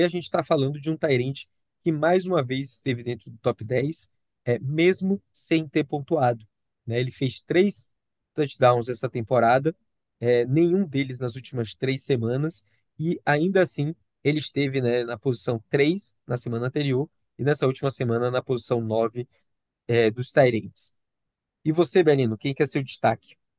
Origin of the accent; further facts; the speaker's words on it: Salvador, Bahia, Brazil; eu, como baiano soteropolitano